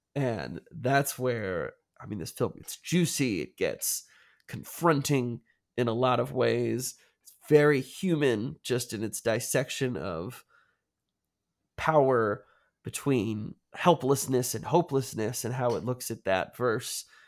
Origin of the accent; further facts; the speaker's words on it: United States; as an American